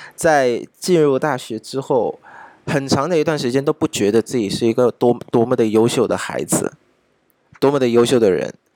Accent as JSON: {"language": "Chinese", "country": "Vietnam", "said": "我们越南这边的越南中央国民大，国民经济大学的学长"}